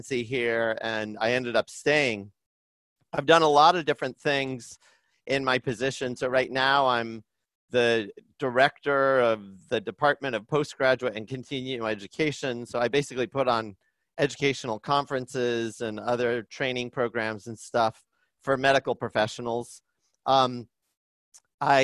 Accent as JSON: {"language": "English", "region": "Indiana", "country": "United States", "tie": "born or raised there", "moved": "as an adult", "lives_now": "Boston, United States", "said": "I grew up in Indiana, and I'm kind of, you know, a pretty down to earth Midwest middle class kind of a guy"}